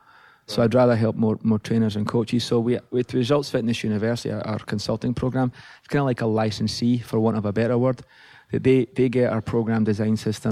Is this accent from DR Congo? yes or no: no; Livingston, Scotland, United Kingdom; now in California, United States; growing up in Livingston, Scotland